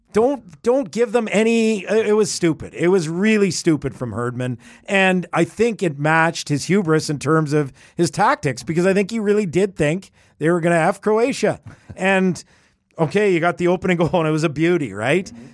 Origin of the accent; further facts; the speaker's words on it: Edmonton, Alberta, Canada; I grew up in Edmonton